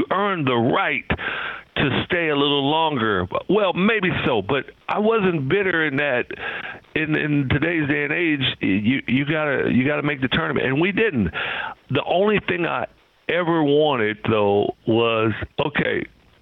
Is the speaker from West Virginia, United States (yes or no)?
no; Compton, California, United States; Growing up in Compton, you had to know where you could go and where you couldn't go